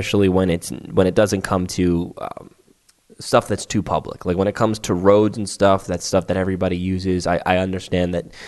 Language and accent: English; New York City, New York, United States; My hometown of Staten Island is technically part of New York City.